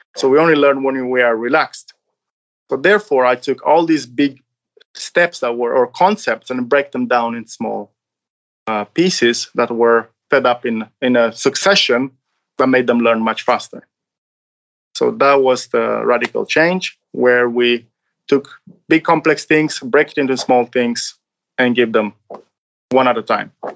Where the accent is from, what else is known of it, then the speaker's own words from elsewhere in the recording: Romania; now in Norway; I'm from Romania